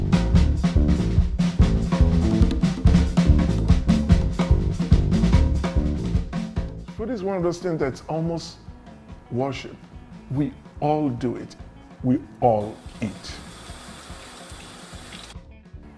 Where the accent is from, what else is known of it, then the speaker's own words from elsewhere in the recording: Offa, Kwara, Nigeria; now in New York, United States; My hometown, which is Ofa, is known for anama, which is sweet potato.